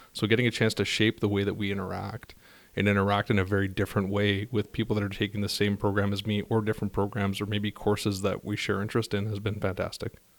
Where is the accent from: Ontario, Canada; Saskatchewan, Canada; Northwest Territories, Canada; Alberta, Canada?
Ontario, Canada; Timmins; now in Montreal, Canada; I'm originally from Timmins, Ontario. I'm currently in, uh, beautiful Montreal, Quebec.